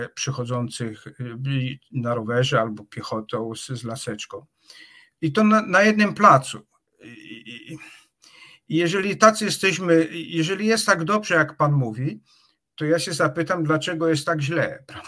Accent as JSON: {"language": "Polish", "town": "Czarnowąsy", "region": "Opole Voivodeship", "country": "Poland", "tie": "born or raised there", "also_born_or_lived": "Wrocław / Oxford", "moved": "as an adult", "said": "jestem z Czarnowoz. To jest, to jest taka wioska pod Opolem, gdzie była izba porodowa"}